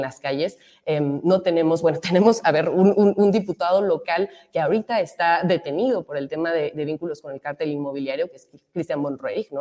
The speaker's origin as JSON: {"language": "Spanish", "area": "Benito Juárez", "region": "Mexico City", "country": "Mexico", "said": "La gente que vive en Benito Juárez es eh, un grupo de personas, ¿no? Somos, somos una alcaldía em, que vive, que vive bien"}